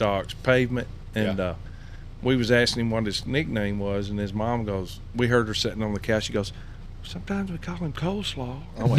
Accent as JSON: {"language": "English", "town": "Portland", "region": "Tennessee", "country": "United States", "said": "We're from Portland, Tennessee, so we're north of you."}